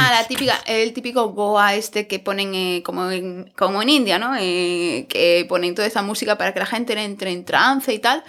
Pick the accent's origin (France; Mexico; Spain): Spain; Cádiz, Andalusia; moved away as an adult; now in Berlin, Germany; Esto es en un pueblo de, Cádiz. Chicos, si van para allá, que es de donde soy yo